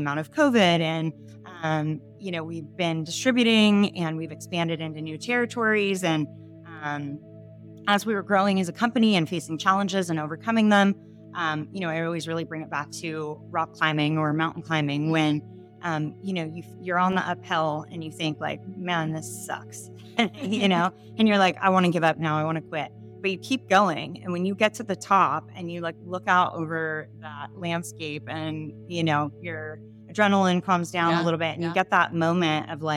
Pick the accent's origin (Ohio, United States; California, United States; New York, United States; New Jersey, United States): California, United States; San Diego; I grew up in San Diego